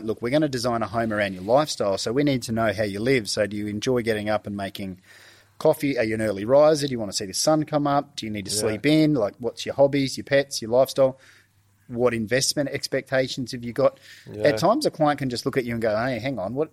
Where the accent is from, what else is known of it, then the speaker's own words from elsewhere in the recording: Bundaberg, Queensland, Australia; also born or lived in Cleveland, Queensland; grew up here in Cleveland originally. Then we moved up to Bundaberg. And in my high school years, I was in Bundaberg